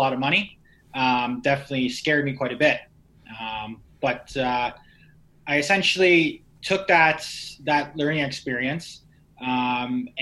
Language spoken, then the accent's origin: English; Niagara region, Ontario, Canada; I'm originally from the Niagara region